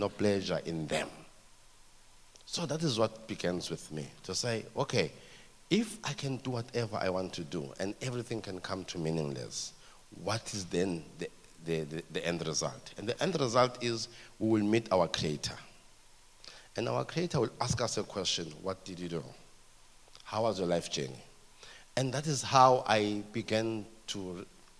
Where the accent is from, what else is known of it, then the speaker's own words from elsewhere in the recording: Ermelo, Mpumalanga, South Africa; I grew up in Ermelo. In Ermelo is in Mpumalanga, southeastern Transvaal.